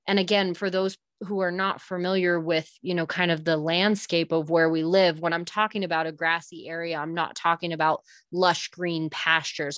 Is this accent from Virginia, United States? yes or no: no; Southern Oregon, United States; moved away as an adult; also born or lived in Northern California; now in New Mexico, United States; my parents started a smaller operation just across the California border in Southern Oregon. And so that's originally where I was raised, born, raised, and grew up